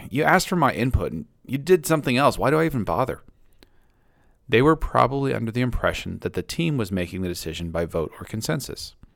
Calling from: Maine, United States

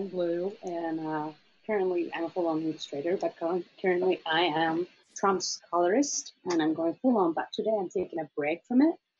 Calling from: Chile; I am right now at home in Chile.

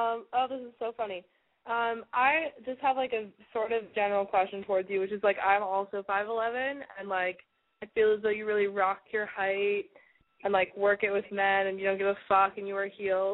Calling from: Los Angeles, California, United States; I'm calling from the LA area.

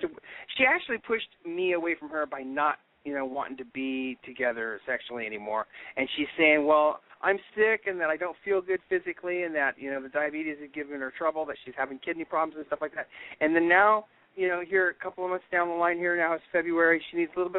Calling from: San Francisco, California, United States; I'm calling from San Francisco.

